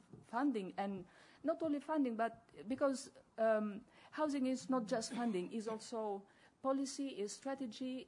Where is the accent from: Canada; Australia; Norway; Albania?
Albania; I come from Albania.